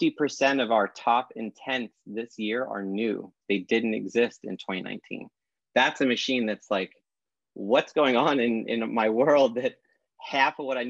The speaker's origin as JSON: {"language": "English", "town": "New York City", "region": "New York", "country": "United States", "tie": "born or raised there", "said": "I grew up in Brooklyn"}